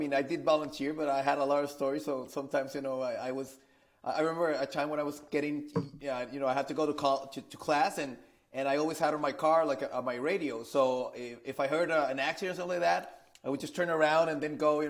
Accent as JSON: {"language": "English", "town": "Monterrey", "region": "Nuevo León", "country": "Mexico", "second_language": "English", "said": "I'm originally from Monterrey, Mexico. So I've been living in Mexico for all my life."}